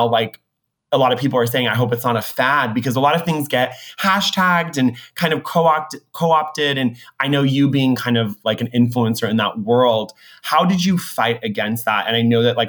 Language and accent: English; Orange County, California, United States; growing up in Orange County